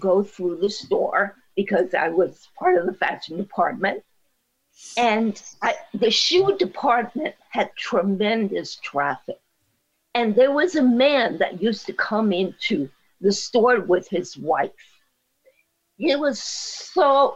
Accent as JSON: {"language": "English", "country": "Puerto Rico", "said": "I speak Spanish from Puerto Rico. I'm from Puerto Rico"}